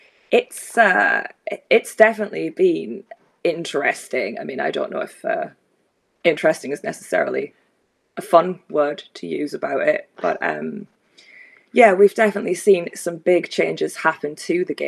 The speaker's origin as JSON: {"language": "English", "region": "Scotland", "country": "United Kingdom", "said": "we're Scottish"}